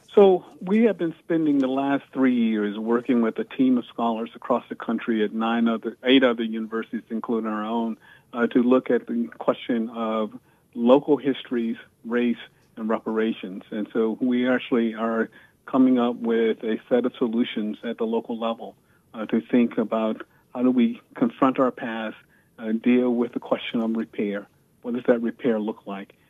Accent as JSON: {"language": "English", "region": "Virginia", "country": "United States", "tie": "born or raised there", "said": "I grew up in the segregated South. I was born in 1955 in Virginia"}